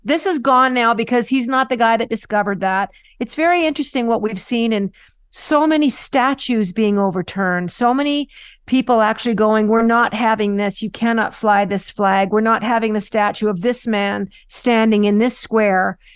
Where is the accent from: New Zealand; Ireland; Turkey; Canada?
Canada; a Canadian child